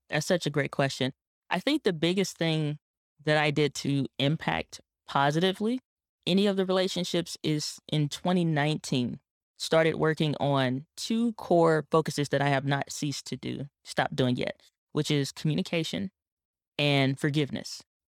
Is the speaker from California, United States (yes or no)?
no; St. Louis, Missouri, United States; my hometown in Saint Louis, Missouri